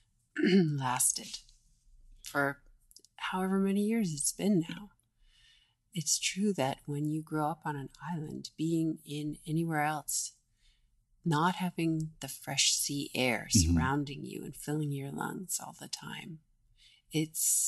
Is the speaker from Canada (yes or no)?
yes; Victoria, British Columbia, Canada; growing up in Victoria, British Columbia, as a child